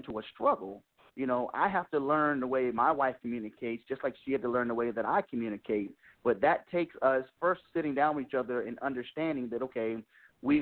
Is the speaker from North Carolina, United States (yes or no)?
yes; North Carolina, United States; now in Baltimore, United States; I'm from North Carolina. Been in the Baltimore, Maryland area now for about 10, 15 years